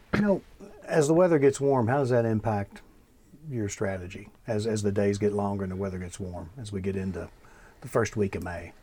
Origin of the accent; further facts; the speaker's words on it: Bardstown, Kentucky, United States; I grew up in Bardstown